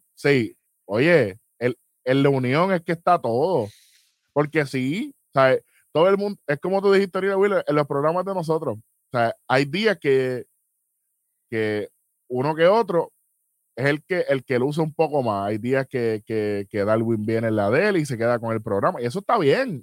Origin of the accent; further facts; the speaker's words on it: San Juan, Puerto Rico; yo me crié toda la vida en San Juan